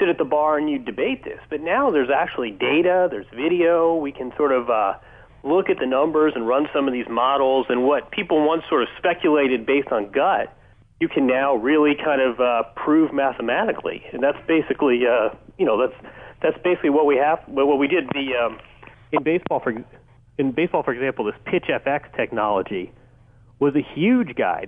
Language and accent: English; Indiana, United States; we grew up together in Indiana